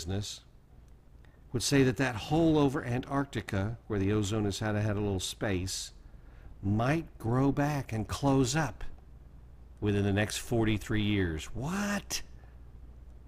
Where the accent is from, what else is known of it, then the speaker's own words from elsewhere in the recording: Oklahoma, United States; Oklahoma, where I was born and raised